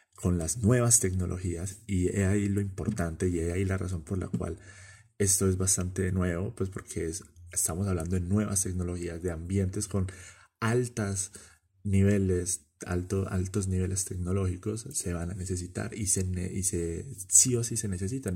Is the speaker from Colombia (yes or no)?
yes; Medellín, Antioquia, Colombia; En mi país, Colombia